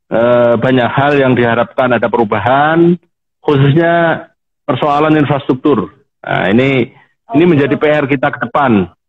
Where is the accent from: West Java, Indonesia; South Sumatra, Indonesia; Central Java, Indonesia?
Central Java, Indonesia; Blora; Jadi saya asli Blora, eh, berkelana di Jakarta.